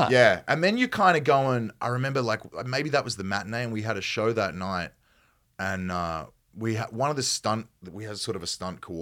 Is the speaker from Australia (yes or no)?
yes; Australia; accent: Australian; perhaps not as broad as my accent might get uh-huh. from an Australian standpoint